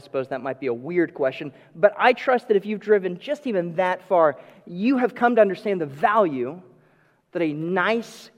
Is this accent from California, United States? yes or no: no; Texas, United States; Growing up in Texas